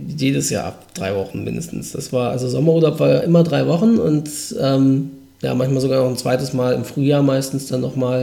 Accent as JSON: {"language": "German", "town": "Norderstedt", "region": "Schleswig-Holstein", "country": "Germany", "tie": "born or raised there", "said": "von Norderstedt aus. Das ist in der Nähe von Hamburg, gehört aber zu Schleswig-Holstein, was quasi meine Heimatstadt ist"}